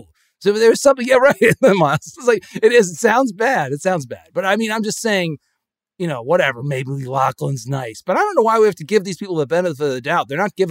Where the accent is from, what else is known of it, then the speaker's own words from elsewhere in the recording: Connecticut, United States; these people I grew up among in Connecticut, they have these like rules, and they're all meant to control people.